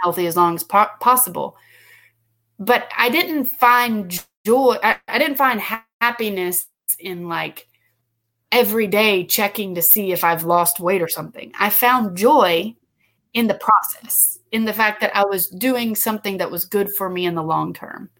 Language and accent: English; United States; also born or lived in Guatemala; as an American, you know, someone who's grown up in an American culture